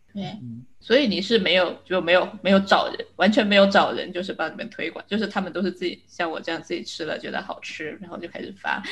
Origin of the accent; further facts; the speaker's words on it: China; 作为一个中国人